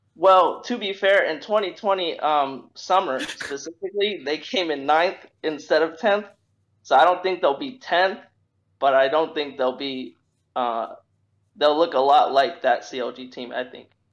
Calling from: North Carolina, United States; I'm calling from uh, North Carolina

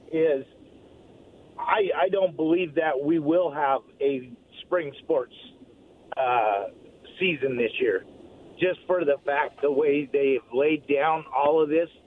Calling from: Walla Walla, Washington, United States; This is …. I'm from Walla Walla.

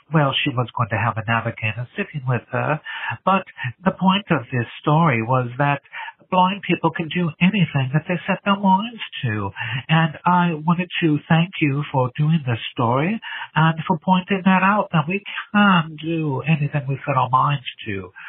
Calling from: England, United Kingdom; I'm calling from England. I'd like to identify myself as one of your blind listeners.

